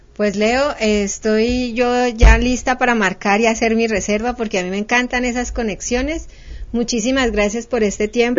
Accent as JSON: {"language": "Spanish", "town": "Cali", "region": "Valle del Cauca", "country": "Colombia", "said": "yo soy caleña, conozco Palmira"}